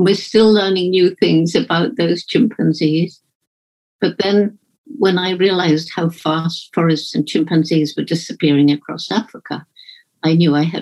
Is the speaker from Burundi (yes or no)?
no; Bournemouth, South West England, United Kingdom; born or raised there